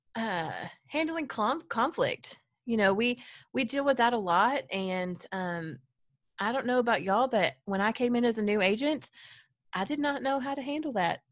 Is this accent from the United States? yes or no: yes; Farmersville, Texas, United States; I grew up in a small town in Collin County called Farmersville, Texas, home of the mighty fighting farmer